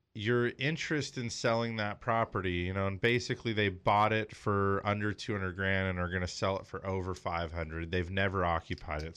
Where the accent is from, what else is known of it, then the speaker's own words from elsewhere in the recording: Los Angeles, California, United States; also born or lived in Big Bear, California; I was born and raised in the San Fernando Valley. I mean, we moved to Big Bear when I was thirteen